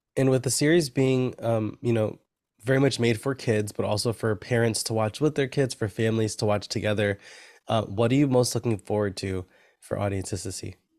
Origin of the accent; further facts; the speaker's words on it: New York, United States; I'm a New Yorker. I'm in Brooklyn right now